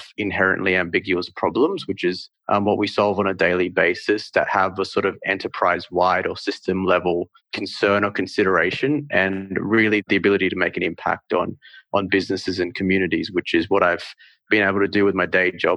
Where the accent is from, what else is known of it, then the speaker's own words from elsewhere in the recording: Northern Territory, Australia; moved away; also born or lived in India; So I was born in India, but I actually grew up in the Northern Territory.